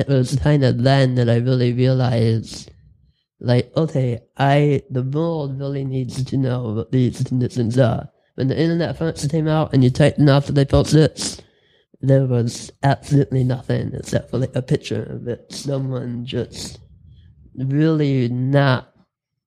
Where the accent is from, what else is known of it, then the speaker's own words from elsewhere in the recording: Dearborn, Michigan, United States; I grew up in Dearborn